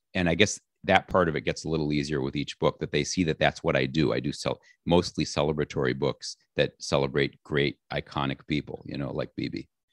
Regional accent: Chicago, Illinois, United States; I was born in Chicago in a neighborhood called South Shore, which is kind of the next door neighborhood to Hyde Park

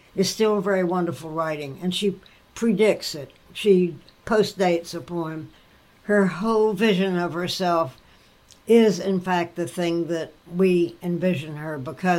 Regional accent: Wilmington, North Carolina, United States; moved away; also born or lived in Paris; my hometown, Wilmington, North Carolina

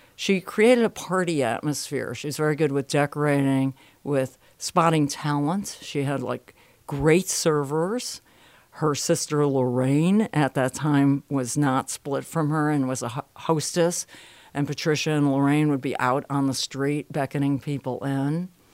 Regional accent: Bridgeport, Connecticut, United States; moved away; I'm from Bridgeport, Connecticut originally

